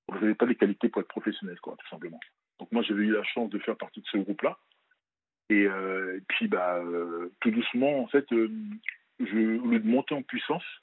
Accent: France; also born or lived in Benin; moi, je suis originaire du Bénin. {S1} D'accord. {S2} Je suis né, je suis né au Bénin, je pas, j'ai pas grandi là-bas. Et euh, je suis venu à l'âge de 5-6 ans en France.

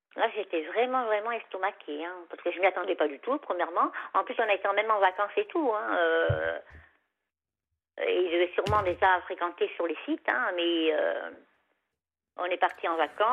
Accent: Savoie, Auvergne-Rhône-Alpes, France; moved away; chez moi en Savoie, parce que moi en Savoie, quand, quand j'habite en Savoie, j'avais un petit chemin comme ça, puis il y, avait mon chalet, quoi. Enfin, le chalet de mes parents

